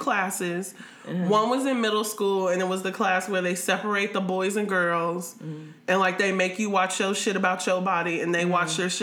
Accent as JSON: {"language": "English", "town": "Columbus", "region": "Ohio", "country": "United States", "said": "I'm from Columbus, Ohio"}